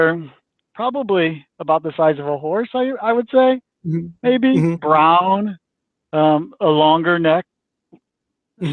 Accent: St. Louis, Missouri, United States; I grew up in St. Louis.

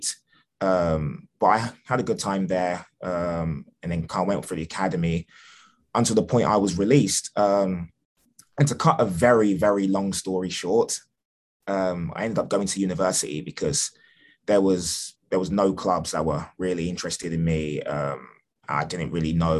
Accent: England, United Kingdom; moved away as an adult; now in United States; I was born in England

